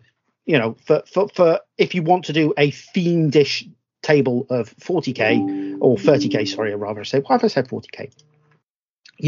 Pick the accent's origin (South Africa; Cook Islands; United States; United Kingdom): United Kingdom; Suffolk, East of England; the kind of buildings I grew up with in Suffolk